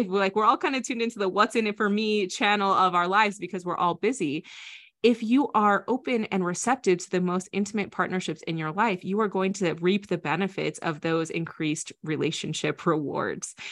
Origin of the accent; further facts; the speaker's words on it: Iowa, United States; I grew up in Iowa